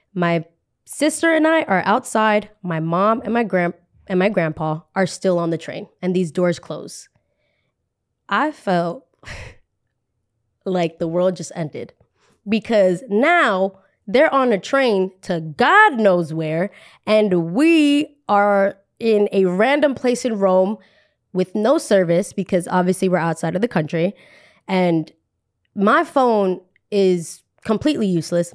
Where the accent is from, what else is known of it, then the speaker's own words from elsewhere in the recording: Colombia; also born or lived in New Jersey; we are from Colombia